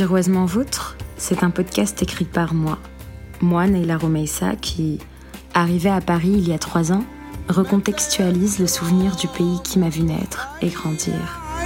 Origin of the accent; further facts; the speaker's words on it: Algiers, Algiers Province, Algeria; moved away; la ville qui m'a vu naître et grandir